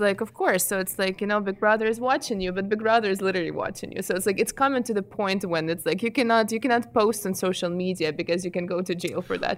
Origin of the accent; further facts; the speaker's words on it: Ukraine; English is a second language; moved away as an adult; I am an immigrant from Ukraine. I came here seven and a half years ago.